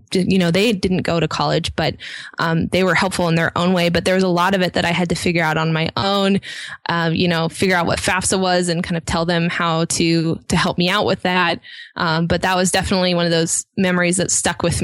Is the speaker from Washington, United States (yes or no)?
yes; a little bit north of Seattle, Washington, United States; I grew up a little bit north of Seattle